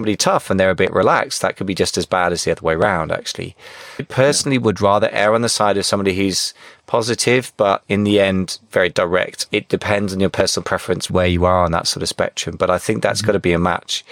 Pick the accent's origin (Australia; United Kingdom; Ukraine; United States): United Kingdom; I'm too British